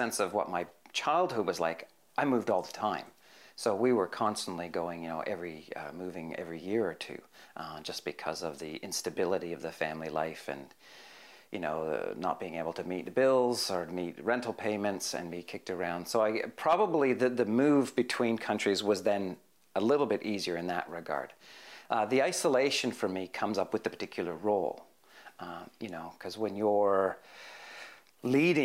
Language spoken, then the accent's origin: English; Hamilton, Ontario, Canada; moved away as an adult; also born or lived in Parramatta, Australia; now in Chipping Norton, Australia; I grew up in a place called Hamilton